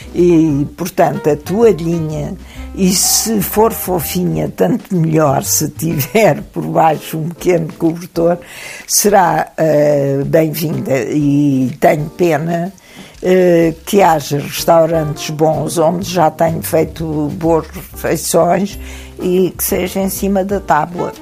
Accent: Alentejo, Portugal; sou um produto do grão, sou alentejana

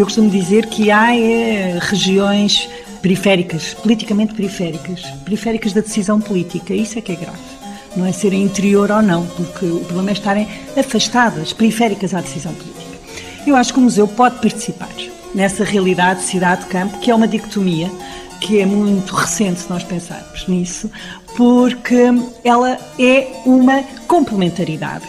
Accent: Alentejo, Portugal; eu sou do Alentejo

